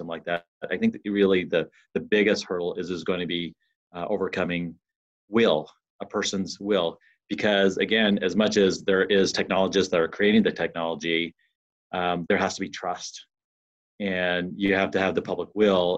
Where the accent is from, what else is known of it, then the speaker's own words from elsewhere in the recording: Utah, United States; moved away as an adult; also born or lived in Arizona / Ohio; now in San Diego, United States; I was born. I was raised in Utah. And went through school there.